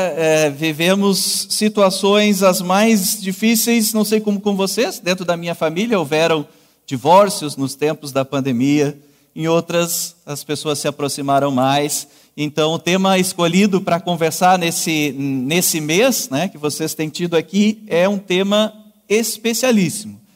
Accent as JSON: {"language": "Portuguese", "town": "Canguçu", "region": "Rio Grande do Sul", "country": "Brazil", "tie": "born or raised there", "also_born_or_lived": "Northeast Brazil", "moved": "as an adult", "said": "Sou natural de Canguçu, vizinho então a Pelotas"}